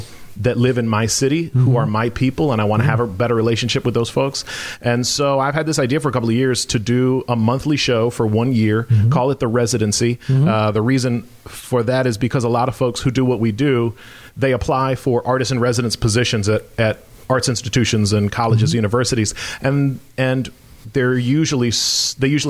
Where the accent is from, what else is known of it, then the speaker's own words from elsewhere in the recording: Western North Carolina, United States; also born or lived in Tampa, Florida; I was 10 years old. I moved to a town with one stoplight in Western North Carolina in the middle of nowhere